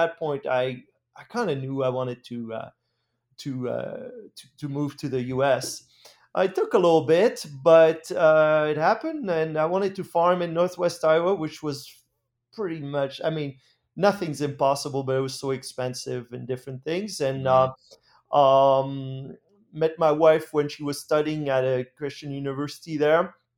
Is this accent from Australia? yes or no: no; France; English is a second language; moved away as an adult; Well, I grew up in France in a farming family. Actually, my heritage is Dutch. My grandparents moved from the Netherlands to France after the Second World War.